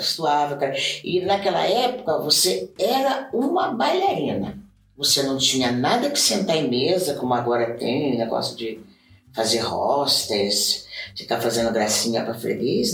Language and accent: Portuguese; Brazil; moved away as an adult; now in Japan; eu vim do Brasil, eu trouxe samba, eu trouxe jazz, eu trouxe um monte de dança